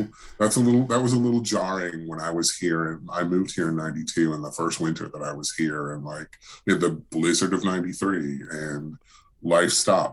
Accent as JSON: {"language": "English", "region": "Wisconsin", "country": "United States", "moved": "yes", "lives_now": "Knoxville, United States", "said": "I'm from Wisconsin originally"}